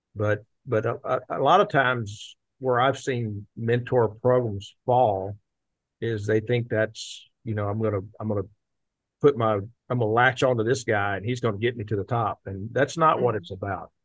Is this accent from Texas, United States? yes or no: yes; Tyler, Texas, United States; we, we grew up in around Tyler, Texas